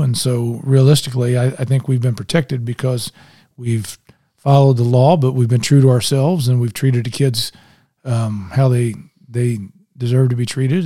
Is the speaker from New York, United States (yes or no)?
no; Indianapolis, Indiana, United States; now in Westfield, United States; I grew up in Indianapolis